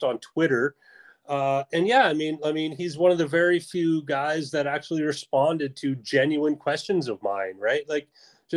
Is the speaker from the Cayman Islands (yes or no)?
no; Canada; I played hockey, obviously, being a Canadian